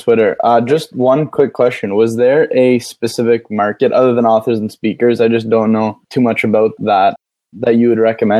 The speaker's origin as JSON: {"language": "English", "town": "Toronto", "region": "Ontario", "country": "Canada", "said": "Toronto, Canada."}